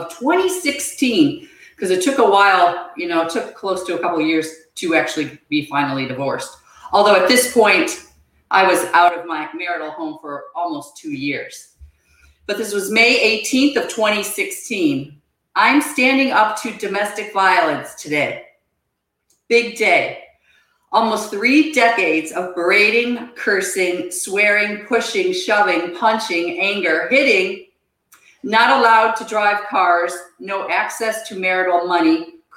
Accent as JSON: {"language": "English", "town": "Buffalo", "region": "New York", "country": "United States", "tie": "born or raised there", "moved": "as an adult", "said": "I grew up outside of Buffalo, New York"}